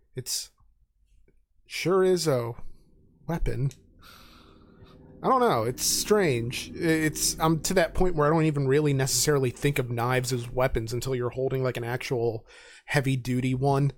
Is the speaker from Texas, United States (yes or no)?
no; Reading, Pennsylvania, United States; I grew up in Reading.